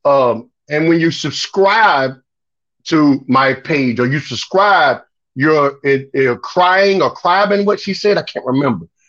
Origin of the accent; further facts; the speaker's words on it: Chicago, Illinois, United States; also born or lived in Miami; I was born in Miami and grew up in Chicago